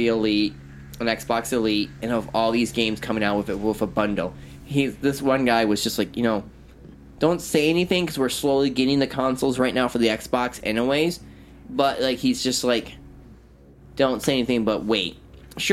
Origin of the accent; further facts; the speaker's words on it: United States; I'm an American